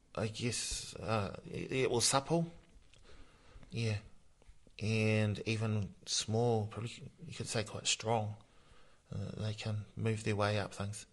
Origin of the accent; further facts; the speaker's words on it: Masterton, Wellington, New Zealand; I was born down here in Masterton and brought up by my maternal grandmother